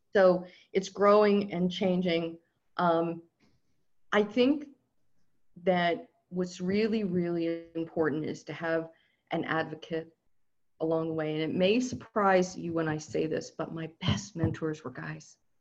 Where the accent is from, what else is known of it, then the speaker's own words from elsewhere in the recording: Southern California, United States; I'm from Southern California